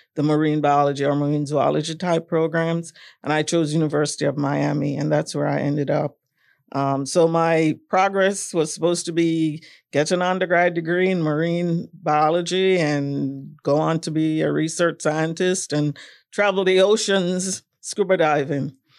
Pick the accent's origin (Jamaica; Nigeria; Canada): Jamaica; moved away as an adult; also born or lived in Kingston, Jamaica / Florida, United States; growing up in Jamaica, I, I would say that my childhood was a little, um, traditional.